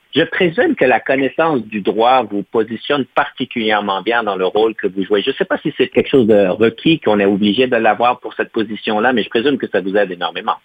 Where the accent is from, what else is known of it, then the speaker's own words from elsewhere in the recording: Ontario, Canada; en tant que franco-ontarien